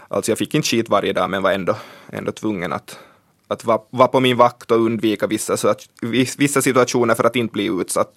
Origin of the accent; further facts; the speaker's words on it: Swedish-speaking Ostrobothnia, Finland; jag är från svenska Österbotten